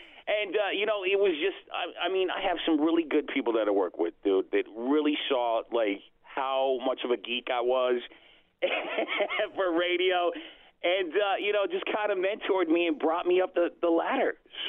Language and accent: English; Salt Lake City, Utah, United States; So I'm from Salt Lake City, Utah. I work for iHeart Station, 97.1 ZHT.